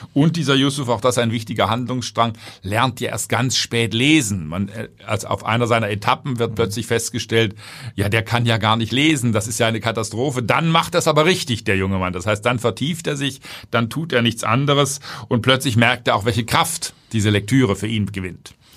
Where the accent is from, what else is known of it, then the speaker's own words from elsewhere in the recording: Germany; Ich als Deutscher